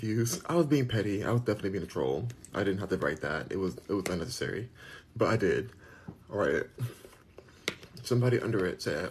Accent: Los Angeles, California, United States; moved away as an adult; now in Texas, United States; I'm a Californian, because I'm born and raised in California

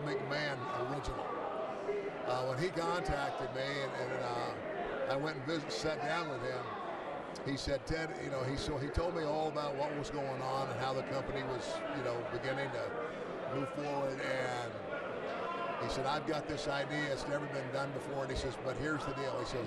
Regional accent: Omaha, Nebraska, United States; I'm originally from Omaha, Nebraska

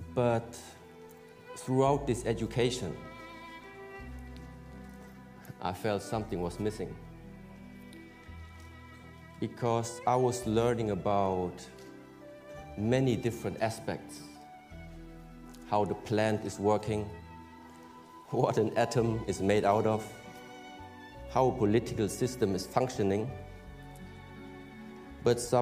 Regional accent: Germany; was born in Germany

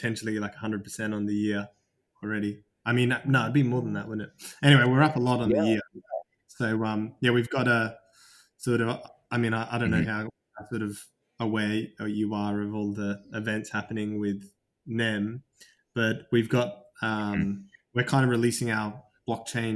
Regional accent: Australia; moved away as an adult; now in London, United Kingdom; I am Australian though. I've got Greek heritage

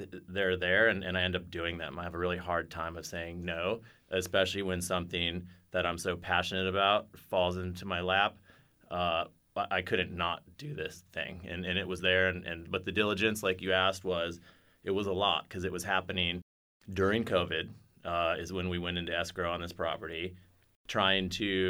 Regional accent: Encinitas, California, United States; Surfing is a huge part of my life growing up in Encinitas, California.

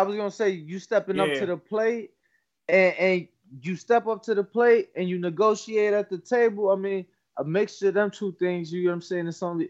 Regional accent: Chicago, Illinois, United States; now in Las Vegas, United States; I'm from Chicago, live in Vegas.

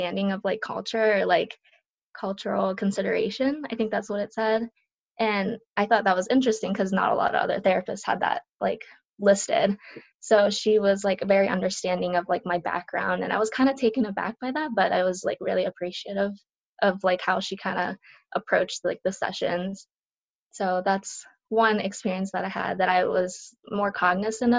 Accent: northwestern Pennsylvania, United States; first language Japanese; English is a second language; also born or lived in Japan; I moved here when I was 1 year old. My dad had a better opportunity for his job, so he came, and part of his company, like, was the adjunct, I guess, was in a small little town where I live now. In northwestern Pennsylvania. So I grew up going to school here

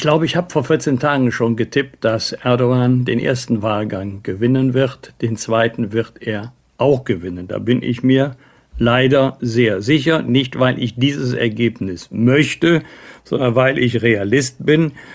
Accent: Bergisch Gladbach, North Rhine-Westphalia, Germany; aus meiner Heimatstadt Bergisch Gladbach

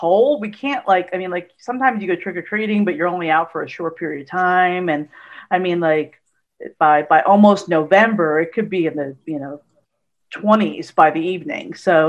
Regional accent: Albany, New York, United States; moved away as an adult; also born or lived in Schenectady, New York / France; now in San Antonio, United States; I grew up in Albany, New York. I went to college in Schenectady, which is right next to Albany. And then I went to France for 8 years after college.

